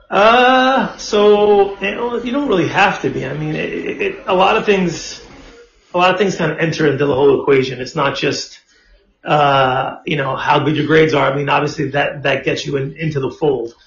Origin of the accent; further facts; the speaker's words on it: New York City, New York, United States; growing up in Brooklyn, it was like this was where it's